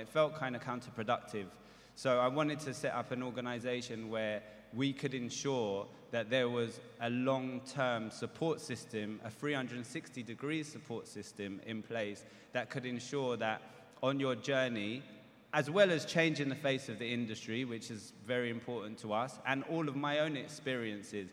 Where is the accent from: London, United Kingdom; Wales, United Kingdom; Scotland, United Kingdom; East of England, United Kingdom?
London, United Kingdom; my own experiences as a youngster growing up in London